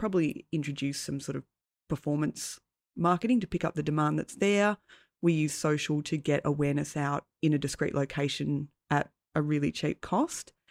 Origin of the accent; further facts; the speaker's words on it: Tasmania, Australia; I grew up in Tassie